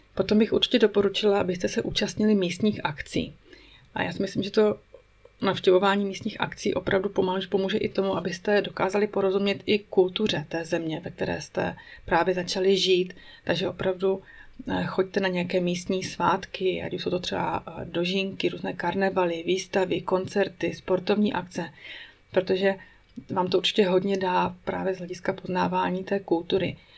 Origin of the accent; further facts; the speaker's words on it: Czechia; moved away as an adult; now in Switzerland; náš život, český život tady ve Švýcarsku